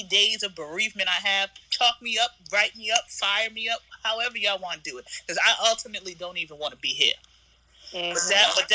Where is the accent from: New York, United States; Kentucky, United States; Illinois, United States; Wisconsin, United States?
New York, United States; New York City; also born or lived in Texas / Florida / Atlanta / Los Angeles; I grew up in Queens most for majority of my life